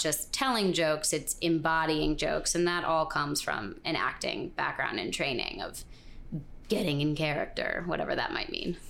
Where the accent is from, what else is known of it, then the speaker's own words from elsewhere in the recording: Connecticut, United States; moved away as an adult; also born or lived in Vermont; now in New York, United States; growing up in Connecticut